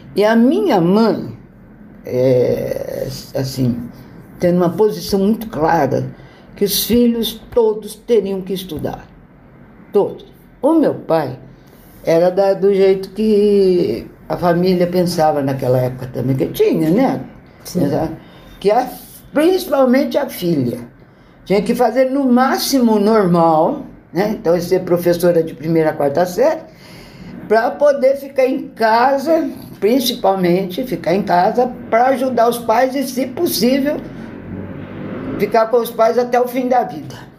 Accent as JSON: {"language": "Portuguese", "town": "São Joaquim da Barra", "region": "São Paulo", "country": "Brazil", "tie": "born or raised there", "said": "eu sou de uma cidade do interior de São Paulo, que é São Joaquim da Barra. Fica perto de Ribeirão Preto. Ó, quando eu nasci em 47, né, a cidade era pequena, tranquila, mas muito gostosa"}